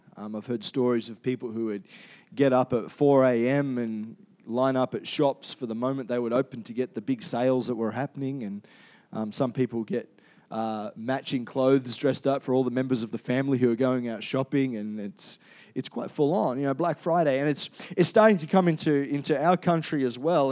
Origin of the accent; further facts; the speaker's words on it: Perth, Western Australia, Australia; now in Cairns, Australia; I was born in Perth